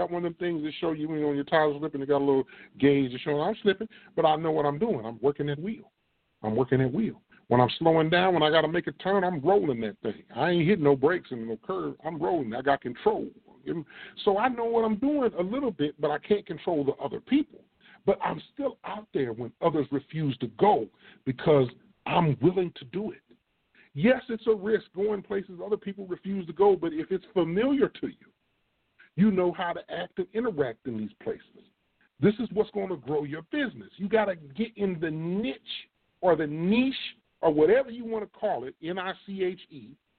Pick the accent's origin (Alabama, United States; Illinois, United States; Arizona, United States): Illinois, United States; I'm from Illinois. I'm an Illinois boy.